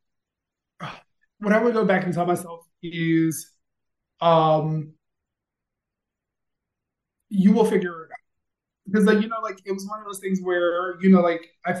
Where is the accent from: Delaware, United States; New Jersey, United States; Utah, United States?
Delaware, United States; now in Philadelphia, United States; I'm from Delaware